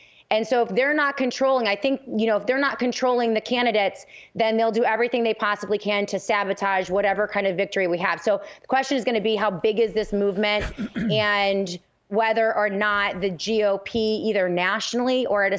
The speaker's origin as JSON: {"language": "English", "region": "New York", "country": "United States", "tie": "born there", "said": "It is the Democrats who have had power in New York State for as long as I can remember since I was born in New York."}